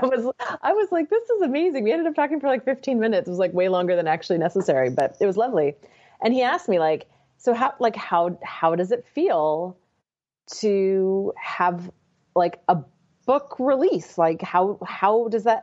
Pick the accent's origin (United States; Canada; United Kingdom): Canada; Victoria, British Columbia; moved away; I grew up in Victoria, British Columbia